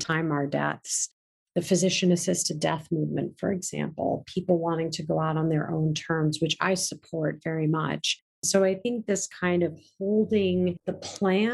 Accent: India; I'm Indian

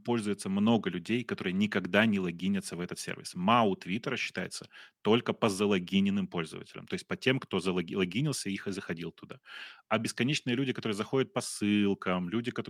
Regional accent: Russia; now in Ukraine; очевидно, что я из России. У меня мама, слава богу, украинка, но э, я приехал из России, у меня был российский паспорт

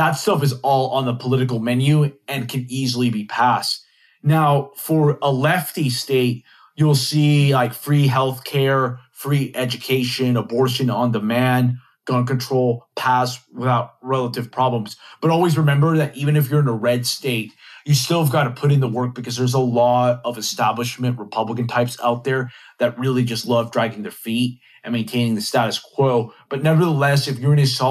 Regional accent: Texas, United States; my home state of Texas

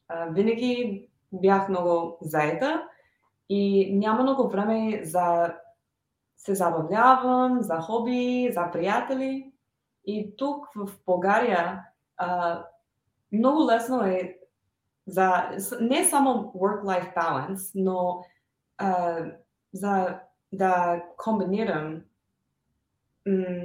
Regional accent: United States; Bulgarian is a second language; moved away as an adult; now in Bulgaria; аз съм родена в САЩ.

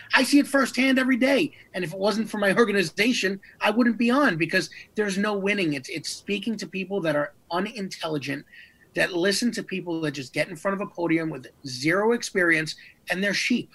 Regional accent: New York, United States; my hometown of New York

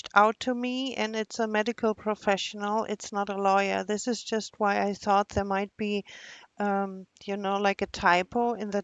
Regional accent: Germany; English is a second language; moved away; I'm from Germany

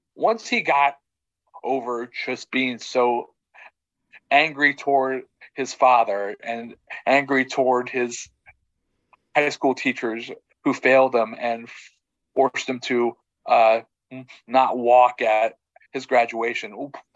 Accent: Texas, United States; as someone who grew up in Texas

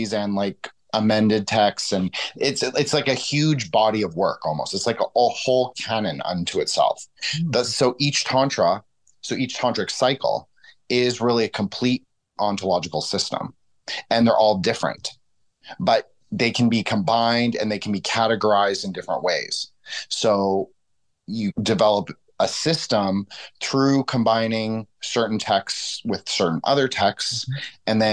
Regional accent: Toronto, Ontario, Canada; I grew up in Toronto

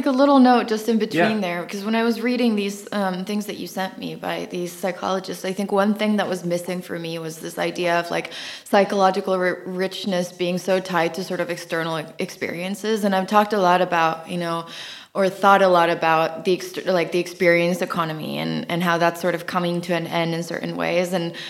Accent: Lapland, Finland; also born or lived in California, United States; I grew up half in the Finnish Lapland and half in California.

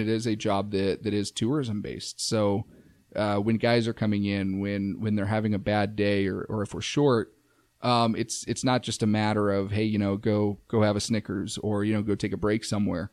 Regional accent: Safford, Arizona, United States; moved away; my hometown, Safford

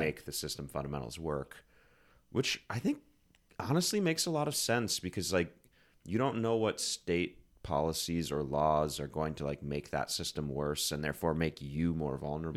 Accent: Susquehanna River, Pennsylvania, United States; I grew up on the Susquehanna River.

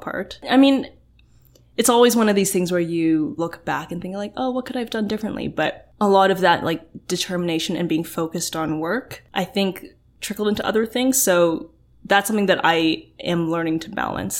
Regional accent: Oakville, Ontario, Canada; growing up in Oakville

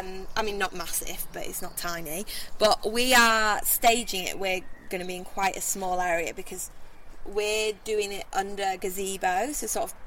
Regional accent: Hull, Yorkshire and the Humber, United Kingdom; Me and … haven't been making work in Hull that long, although we're both from Hull, so it's allowed us to meet loads of people

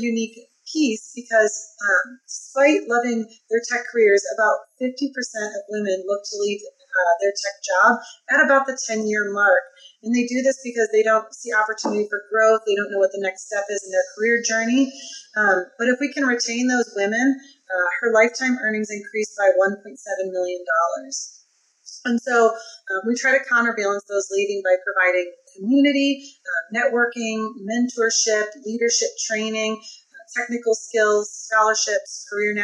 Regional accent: Midwest, United States; now in Key West, United States; I'm currently located in Key West, Florida. It's not where I'm originally from. I'm a Midwest gal

